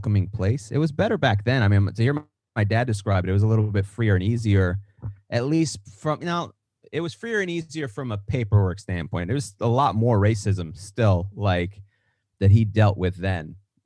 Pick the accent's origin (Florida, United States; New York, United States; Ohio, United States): New York, United States; I'm a New York guy. I'm from the East